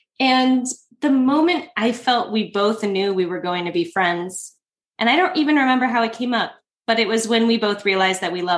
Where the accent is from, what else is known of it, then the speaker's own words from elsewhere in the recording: Midwest, United States; now in Chicago, United States; I grew up in the Midwest.